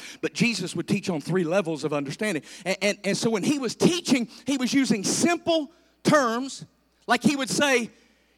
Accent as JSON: {"language": "English", "country": "United States", "tie": "born or raised there", "said": "I grew up on the Bluestone River playing in the water."}